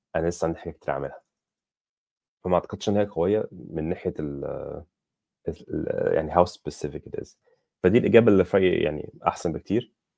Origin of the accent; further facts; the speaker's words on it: Egypt; انا مصري